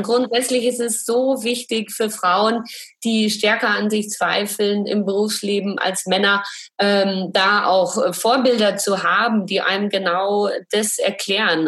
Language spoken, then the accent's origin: German; Franconia, Bavaria, Germany; also born or lived in Munich; Ich komme auch aus Bayern